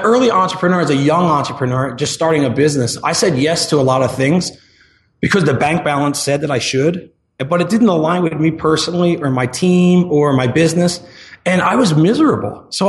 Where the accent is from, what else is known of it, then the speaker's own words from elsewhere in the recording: New Jersey, United States; now in Tempe, United States; So I live in Tempe, Arizona. That's where I run Marketing Press out of. And I'm a transplant from New Jersey.